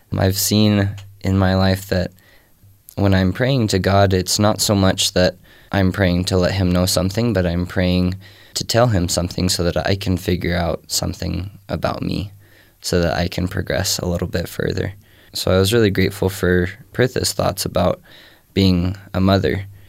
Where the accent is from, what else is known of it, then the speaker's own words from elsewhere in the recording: Texas, United States; moved away; I was raised in Texas